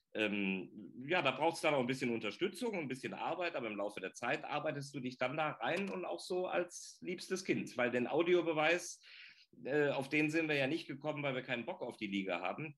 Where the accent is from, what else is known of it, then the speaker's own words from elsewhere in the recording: North Rhine-Westphalia, Germany; ich als Rheinländer